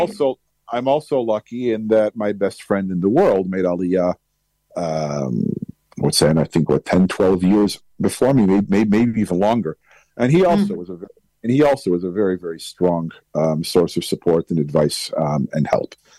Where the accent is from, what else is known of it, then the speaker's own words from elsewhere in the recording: United States; accent: heavy American; now in Israel; my heavy American accent